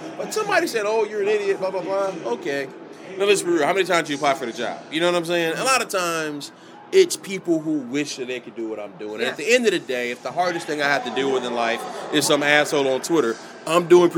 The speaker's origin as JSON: {"language": "English", "town": "Atlanta", "region": "Georgia", "country": "United States", "tie": "born or raised there", "also_born_or_lived": "Tallahassee / Cleveland", "moved": "as an adult", "lives_now": "Pittsburgh, United States", "said": "I grew up in Atlanta"}